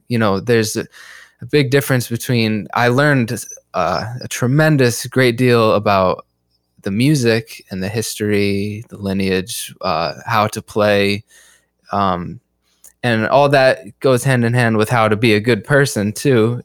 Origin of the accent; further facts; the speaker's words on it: Hartford, Connecticut, United States; moved away as an adult; also born or lived in Brooklyn, New York; now in New York City, United States; I've been in New York for about three years, uh, and I come from Hartford, Connecticut.